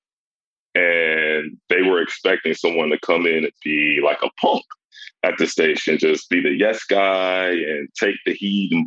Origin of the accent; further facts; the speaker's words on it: Matteson, Illinois, United States; So I grew up in the south suburbs of Chicago. I'm from Matteson, Illinois.